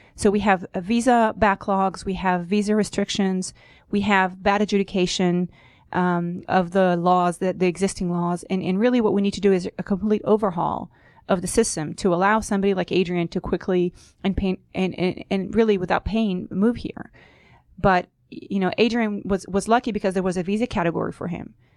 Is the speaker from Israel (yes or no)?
yes; Israel; moved away as an adult; also born or lived in New York; now in United States; I was born and raised in Israel